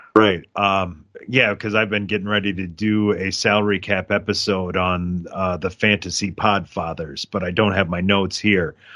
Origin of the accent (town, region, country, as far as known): Lancaster, United States; born or raised there; moved away